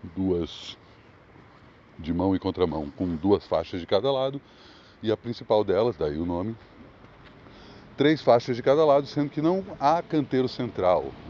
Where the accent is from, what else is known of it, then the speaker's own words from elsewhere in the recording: Brasília, Federal District, Brazil; moved away; eu venho para minha terra natal